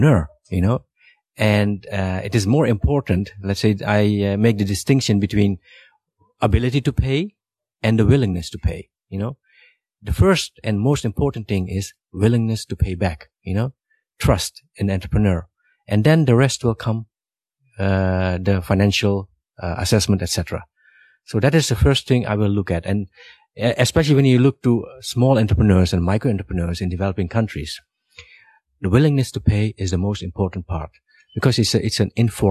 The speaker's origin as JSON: {"language": "English", "country": "Suriname", "tie": "born or raised there", "moved": "yes", "said": "I was born in Suriname, Latin America. And as a young boy, I also grew sweet potatoes and watermelons, etc. I sold them on the streets when I was, I think, 7-8 years old"}